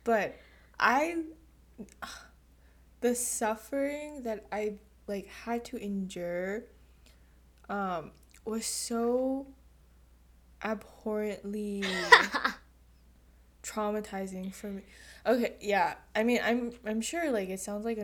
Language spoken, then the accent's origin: English; United States